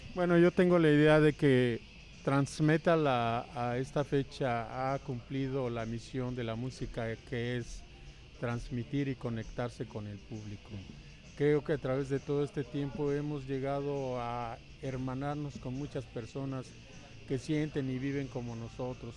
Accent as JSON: {"language": "Spanish", "town": "Yurécuaro", "region": "Michoacán", "country": "Mexico", "tie": "born or raised there", "said": "allá en mi pueblo, bueno, en nuestro pueblo que se llama Yurecuaro, Michoacán"}